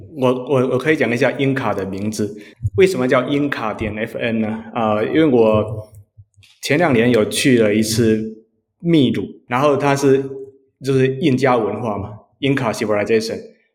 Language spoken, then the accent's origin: Chinese; Xiamen, Fujian, China; now in San Francisco, United States; 我是福建厦门人，是你们对岸的